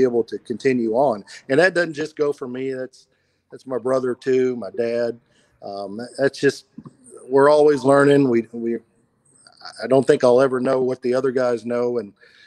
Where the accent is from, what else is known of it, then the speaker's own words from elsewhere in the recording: Walton, Kentucky, United States; moved away as an adult; also born or lived in Louisville, Kentucky; now in Memphis, United States; I'm originally from Walton, Kentucky, where I was born and raised.